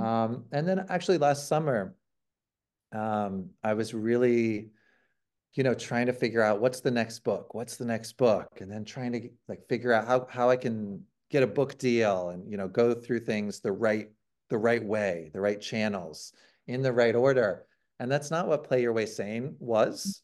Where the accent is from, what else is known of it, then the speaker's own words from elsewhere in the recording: Ohio, United States; I'm from Ohio